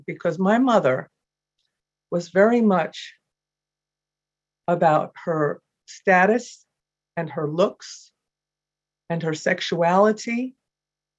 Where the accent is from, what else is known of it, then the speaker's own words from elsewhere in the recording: United States; moved away; I'm from New York originally, and I was an adopted child.